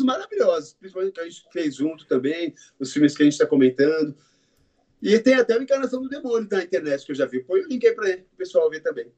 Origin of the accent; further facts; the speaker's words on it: Brazil; Nós somos brasileiros